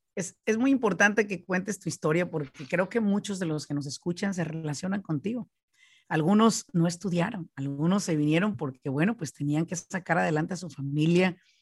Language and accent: Spanish; Michoacán, Mexico; now in United States; yo soy de Michoacán